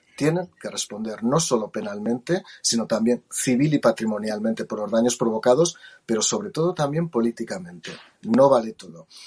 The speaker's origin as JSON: {"language": "Spanish", "town": "Jaca", "region": "Aragon", "country": "Spain", "tie": "born or raised there", "said": "yo nací en Jaca"}